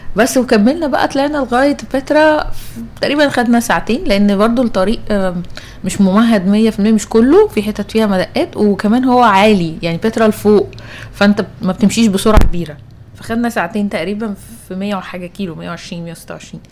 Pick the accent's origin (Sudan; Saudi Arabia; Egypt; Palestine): Egypt; لنا كمصريين